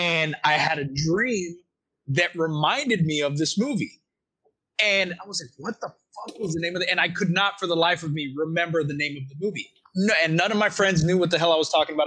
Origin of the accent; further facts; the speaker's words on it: Texas, United States; I'm from Texas